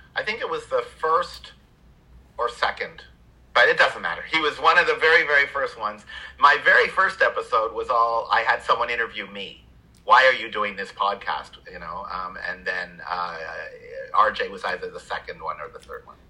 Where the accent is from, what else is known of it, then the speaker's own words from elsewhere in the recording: Canada; moved away; I grew up in Canada